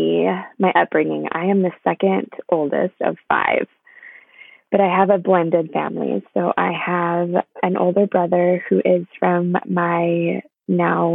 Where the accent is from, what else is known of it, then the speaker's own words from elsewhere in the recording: Inland Empire, California, United States; I am from the Inland Empire in California.